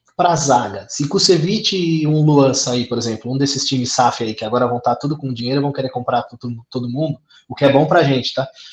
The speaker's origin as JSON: {"language": "Portuguese", "town": "Santo André", "region": "São Paulo", "country": "Brazil", "said": "sou de Santo André"}